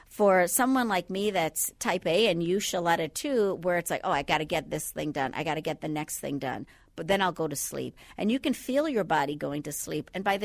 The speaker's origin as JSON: {"language": "English", "town": "Andros", "country": "Bahamas"}